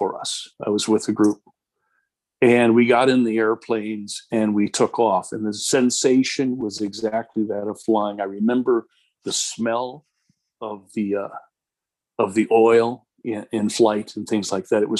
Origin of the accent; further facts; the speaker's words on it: Chicago, Illinois, United States; moved away as an adult; also born or lived in Houston; now in Southern California, United States; I grew up in Chicago